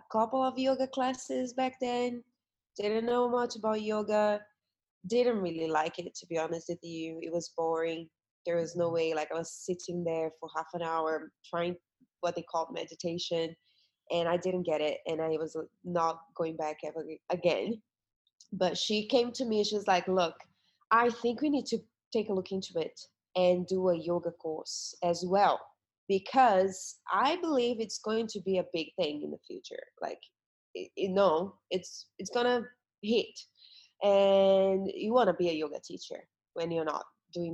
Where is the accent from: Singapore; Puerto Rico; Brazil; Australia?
Brazil; moved away as an adult; I come from, I'm from Brazil originally, and I came out of Brazil to work as a model and dancer